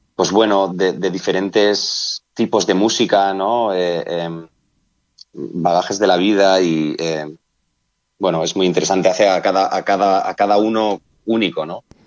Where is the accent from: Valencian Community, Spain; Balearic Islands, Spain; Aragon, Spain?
Valencian Community, Spain; Benissa; mi pueblo, que es Benissa, provincia de Alicante